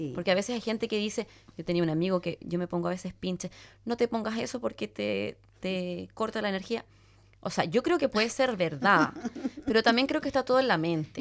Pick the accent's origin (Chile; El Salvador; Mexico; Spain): Chile; moved away; yo para mí era chilena, vivía al final del mundo.